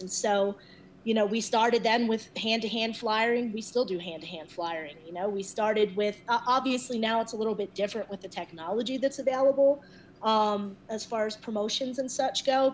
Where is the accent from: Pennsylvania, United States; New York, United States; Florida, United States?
Pennsylvania, United States; Philadelphia; moved away as an adult; now in Denver, United States; I was coming from Philadelphia